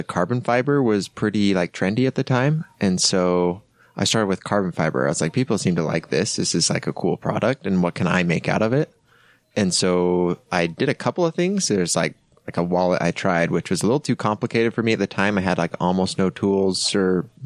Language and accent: English; Heber City, Utah, United States; also born or lived in Bountiful, Utah; born in Bountiful, moved to Heber